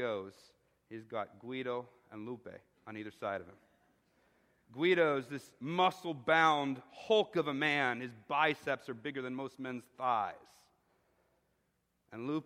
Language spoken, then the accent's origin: English; Chicago, Illinois, United States; moved away; I'm from Chicago